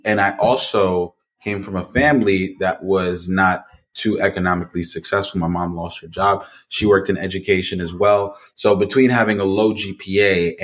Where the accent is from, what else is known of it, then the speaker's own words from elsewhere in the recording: New Jersey, United States; I am from New Jersey